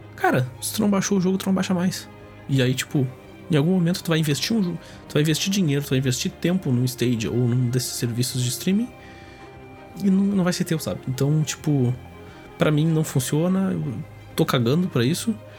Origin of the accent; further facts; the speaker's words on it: Brazil; eu sou brasileiro